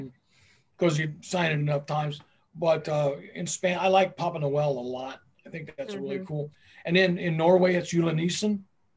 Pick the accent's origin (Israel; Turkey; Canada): Turkey; You know, I'm from Turkey. So You guys can forget it. You might be cold countries, but I wasn't born in a cold country.